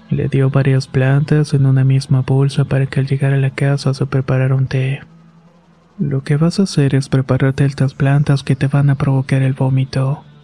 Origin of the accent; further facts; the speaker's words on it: Apaseo, Guanajuato, Mexico; Nosotros somos originarios de Apaseos perteneciente al estado de Guanajuato.